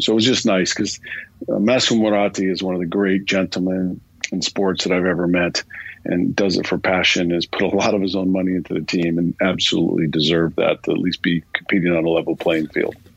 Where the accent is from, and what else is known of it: United States; moved away as an adult; also born or lived in Milan, Italy; now in London, United Kingdom